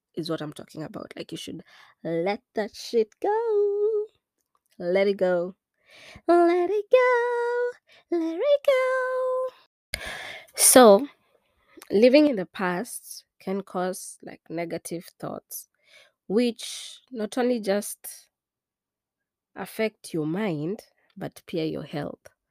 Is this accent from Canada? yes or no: no; Kenya; also born or lived in East Coast, United States; now in United States